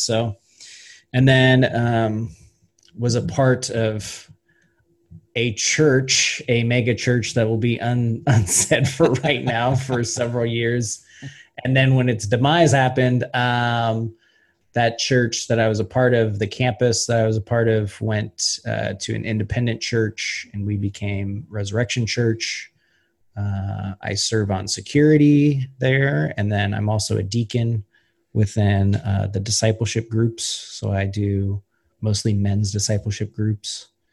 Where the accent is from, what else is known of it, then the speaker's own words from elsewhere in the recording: Ellensburg, Washington, United States; also born or lived in Yakima; I grew up there, um, played soccer down in Yakima. My dad worked down in Yakima, but uh, we we lived in Ellensburg